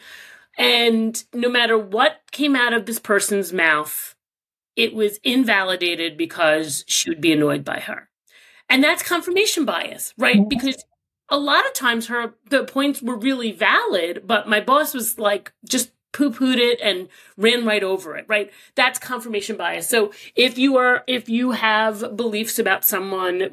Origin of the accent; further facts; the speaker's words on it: New York, United States; I grew up here in New York, where truly the melting pot